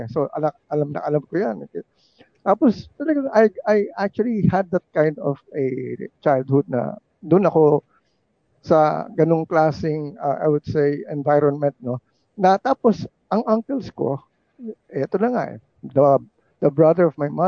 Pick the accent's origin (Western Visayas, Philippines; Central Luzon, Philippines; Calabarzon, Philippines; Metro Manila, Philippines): Metro Manila, Philippines; Manila; Kasi I grew up in Malacanang.